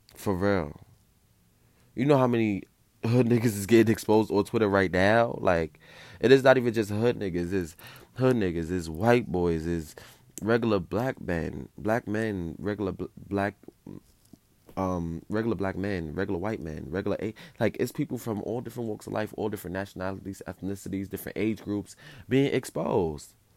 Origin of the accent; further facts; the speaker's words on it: New York City, New York, United States; I grew up in New York City